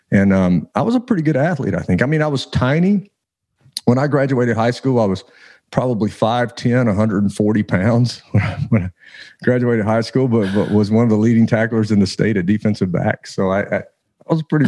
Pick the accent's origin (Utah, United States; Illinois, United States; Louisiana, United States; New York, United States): Louisiana, United States; growing up in Louisiana, of course, we had crawfish bowls every Saturday.